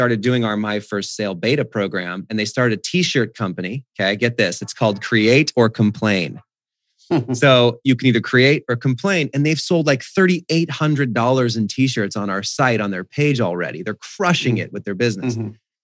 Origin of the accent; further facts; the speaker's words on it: Whidbey Island, Washington, United States; now in Phoenix, United States; I was in the family bank, which was a mile from our house growing up on Whidbey Island